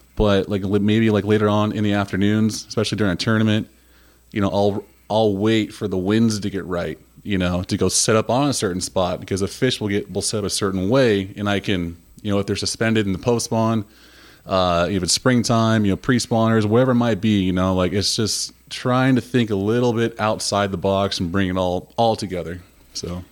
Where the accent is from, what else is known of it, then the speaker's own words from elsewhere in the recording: Huntington, United States; growing up in Huntington